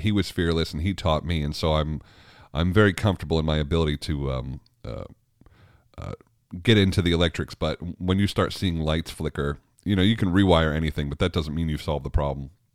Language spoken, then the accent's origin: English; New York, United States; moved away as an adult; also born or lived in Richmond; I grew up in New York